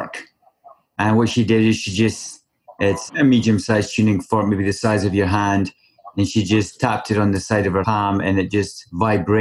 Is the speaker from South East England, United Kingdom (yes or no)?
no; Scotland, United Kingdom; moved away as an adult; now in British Columbia, Canada; growing up in Scotland for 32 years before coming over here to BC